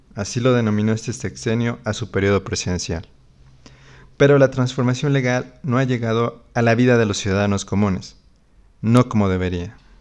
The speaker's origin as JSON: {"language": "Spanish", "country": "Mexico", "said": "nuestro futuro como mexicanos y mexicanas"}